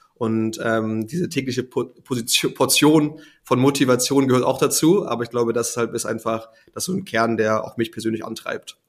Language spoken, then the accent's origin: German; Hamburg, Germany; ich bin gebürtiger Hamburger, wie du erwähnt hast, bin dementsprechend äh, immer mit der Schifffahrt aufgewachsen vor der Tür, auf der schönen Elbe